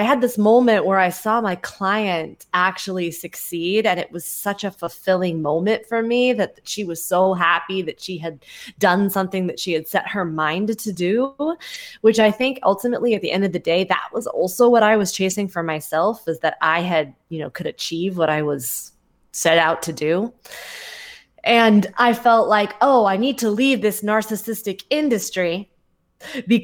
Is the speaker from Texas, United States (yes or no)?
no; Mountain View, California, United States; moved away as an adult; now in New York, United States; I grew up in the Mountain View area